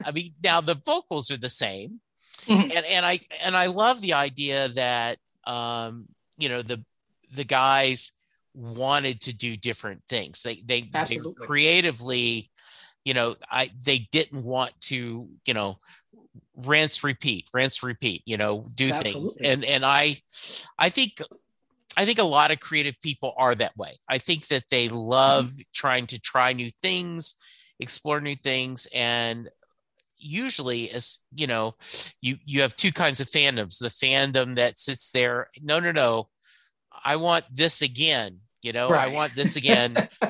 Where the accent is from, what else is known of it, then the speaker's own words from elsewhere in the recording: Louisiana, United States; I spent a lot of my time growing up in Louisiana.